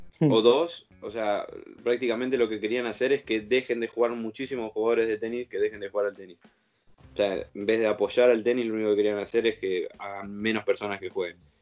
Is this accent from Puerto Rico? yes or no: no; Argentina; moved away; yo siendo argentino